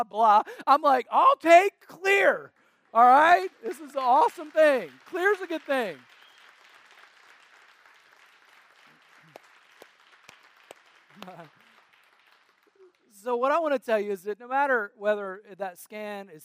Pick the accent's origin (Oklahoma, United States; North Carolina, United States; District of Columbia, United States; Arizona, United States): North Carolina, United States; We grew up in North Carolina next to my mamaw and papaw.